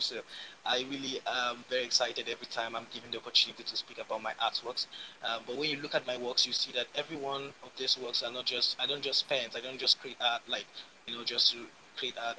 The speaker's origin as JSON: {"language": "English", "country": "Nigeria", "said": "I'm a painter from West Africa, Nigeria, precisely"}